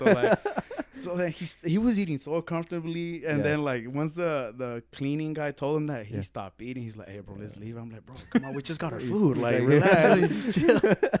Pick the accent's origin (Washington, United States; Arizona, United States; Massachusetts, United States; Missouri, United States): Arizona, United States; Phoenix; I'm like, nah, we're from Phoenix.